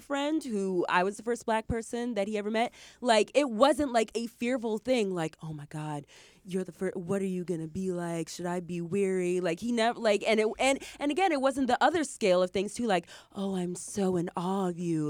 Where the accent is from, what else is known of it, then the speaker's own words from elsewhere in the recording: Michigan, United States; I grew up in Michigan, in the Midwest